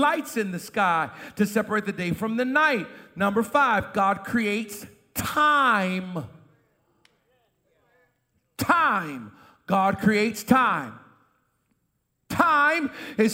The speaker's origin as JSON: {"language": "English", "town": "Boston", "region": "Massachusetts", "country": "United States", "tie": "born or raised there", "moved": "yes", "said": "I was raised in Boston"}